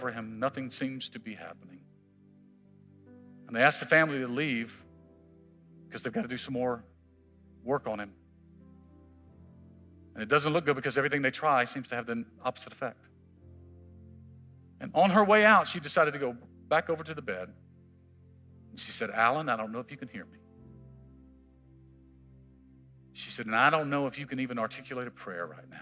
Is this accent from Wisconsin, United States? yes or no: no; Mississippi, United States; I'm from Mississippi